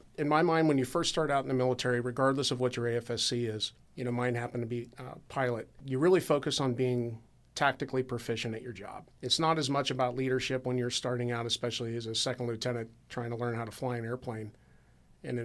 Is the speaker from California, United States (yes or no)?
no; Dublin, Ohio, United States; you can always join the Air National Guard right here in Columbus, Ohio, which, I was from Dublin.